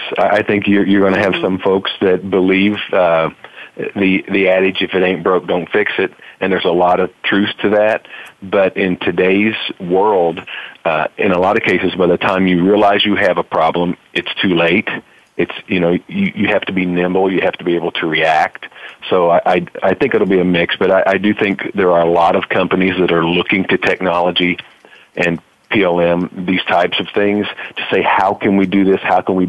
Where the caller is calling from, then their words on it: Springfield, Illinois, United States; I'm calling from beautiful Springfield, Illinois.